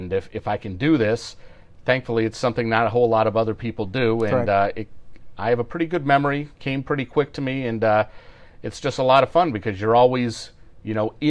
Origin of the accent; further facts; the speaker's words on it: Los Angeles, California, United States; I grew up in West LA.